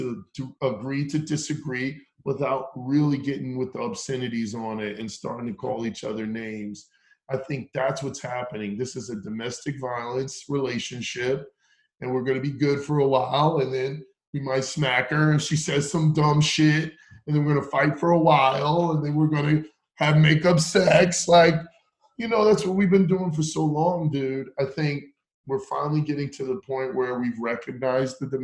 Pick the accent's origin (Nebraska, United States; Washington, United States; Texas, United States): Texas, United States; Round Rock; also born or lived in Acton, Massachusetts; I grew up in Texas. I went to high school in Texas. A little bit of middle school, but mainly high school